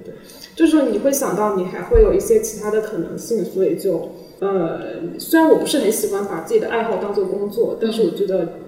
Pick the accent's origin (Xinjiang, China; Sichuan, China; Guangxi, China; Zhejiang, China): Zhejiang, China; Wenzhou; now in Shanghai, China; 因为我是温州人嘛，然后就想做一本我们温州的一个在地杂志